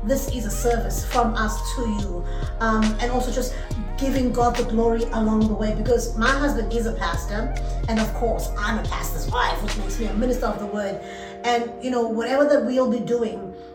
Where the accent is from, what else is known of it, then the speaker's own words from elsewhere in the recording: Durban, KwaZulu-Natal, South Africa; I'm from Durban, South Africa